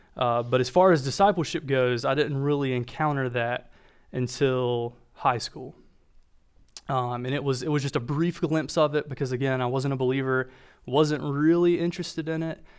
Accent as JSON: {"language": "English", "area": "Walburg", "region": "North Carolina", "country": "United States", "tie": "born or raised there", "accent": "Southern", "said": "I try really, really hard to mask my Southern accent, but when I say my hometown name, it has a tendency to come out. So I'm from Wahlberg, North Carolina"}